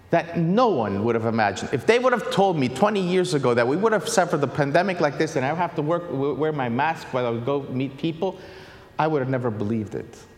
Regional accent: Pittsburgh, Pennsylvania, United States; born there; also born or lived in Haiti / Italy; Haiti for six years. Uh, so I've been a missionary there. Before that, I was in Italy. Before that, I was born in Pittsburgh.

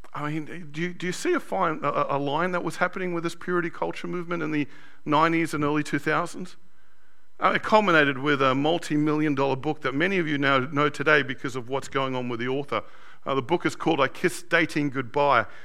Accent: Sydney, New South Wales, Australia; Growing up in Australia, in a white, very white 70s and 80s Australia, I was known as a WOG

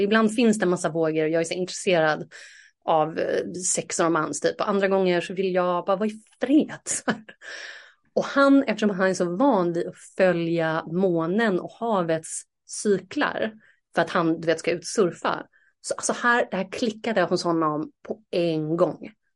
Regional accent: Sweden; moved away; ett år tillbaka hemma i Sverige

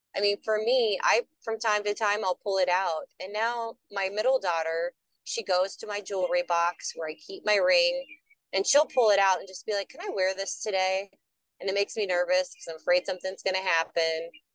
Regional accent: the Twin Cities area, Minnesota, United States; I am from Minnesota, the Twin Cities area

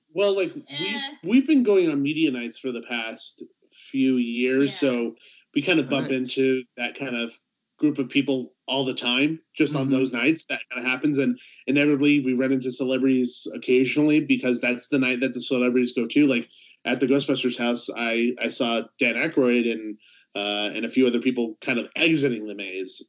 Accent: Southern California, United States; I grew up in Southern California

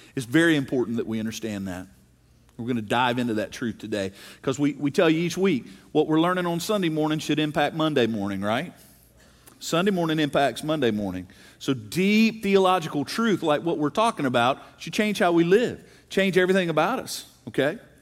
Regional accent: South Mississippi, United States; I grew up in South Mississippi

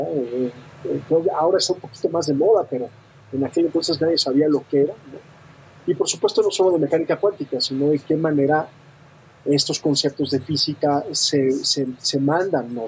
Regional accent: Mexico City, Mexico; also born or lived in Europe; soy de la Ciudad de México, muy, muy enamorado de la Ciudad de México, he vivido también un buen rato en Europa

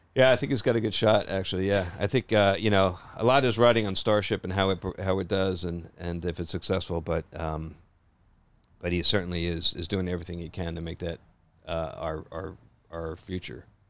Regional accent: New Jersey, United States; I grew up in Jersey

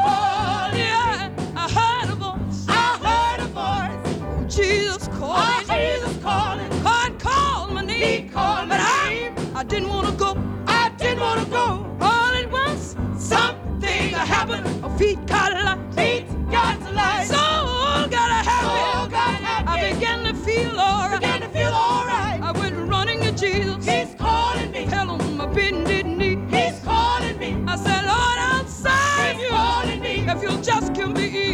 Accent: United States; I'm American

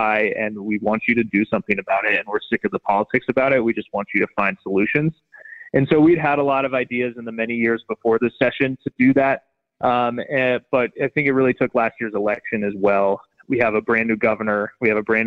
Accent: Steamboat Springs, Colorado, United States; now in Avon, United States; I grew up in Steamboat Springs and my family still lives there, but I live down in Eagle County now in the town of Avon.

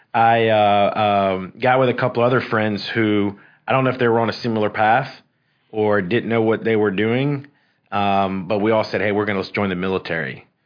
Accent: Columbia, South Carolina, United States; also born or lived in Mexico; My dad's from Mexico. My mom's from Nicaragua. They met in Texas at a seminary. And they were called to start a Hispanic church in Columbia, South Carolina. And so we came over when I was 4 years old.

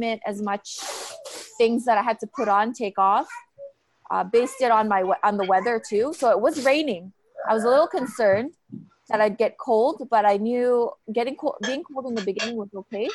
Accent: Calgary, Alberta, Canada; Calgary, Canada, because it's my hometown

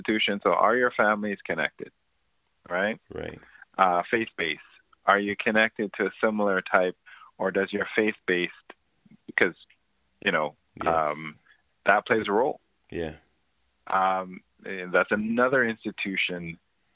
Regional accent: Ontario, Canada; I grew up in Ontario housing

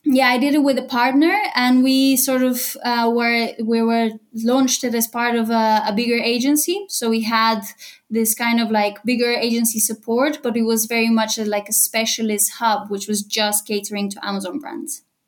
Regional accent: Bulgaria; moved away as an adult; also born or lived in United Kingdom / London, United Kingdom; now in Cologne, Germany; I'm originally from Bulgaria. I moved to the UK when I was 18, and in the last five years, I've been living in Cologne in Germany

